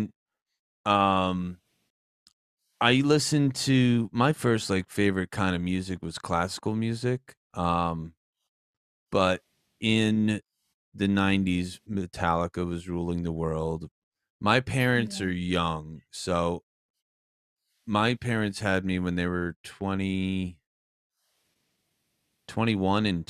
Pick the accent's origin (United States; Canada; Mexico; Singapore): United States; New Jersey; I'm also from New Jersey